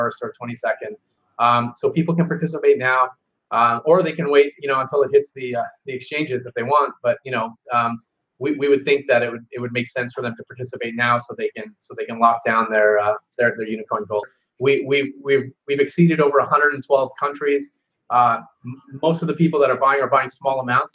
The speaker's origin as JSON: {"language": "English", "town": "Seattle", "region": "Washington", "country": "United States", "said": "I'm from Seattle"}